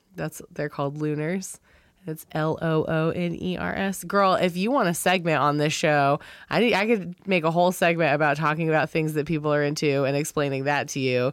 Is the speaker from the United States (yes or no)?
yes; Wilmington, North Carolina, United States; moved away; I'm from Wilmington, North Carolina